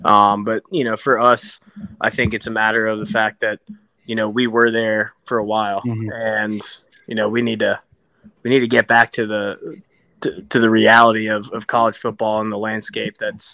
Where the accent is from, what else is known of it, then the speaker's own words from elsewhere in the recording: Winston-Salem, North Carolina, United States; now in Raleigh, United States; So I grew up in Winston-Salem, North Carolina.